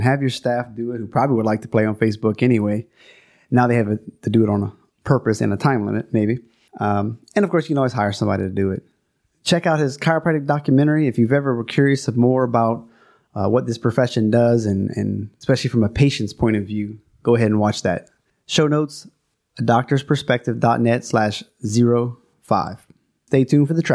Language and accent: English; South Louisiana, United States; moved away; also born or lived in Denver; I'm from South Louisiana, aka Cajun Country. I am a Cajun